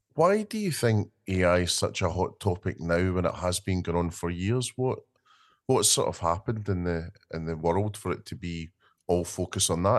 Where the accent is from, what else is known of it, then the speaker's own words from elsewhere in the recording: Scotland, United Kingdom; being Scottish